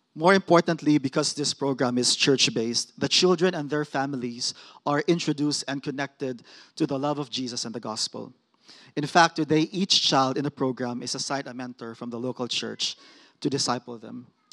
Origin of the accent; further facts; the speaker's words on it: Mindanao, Philippines; moved away; I'm from Mindanao, which is the southernmost island of the Philippines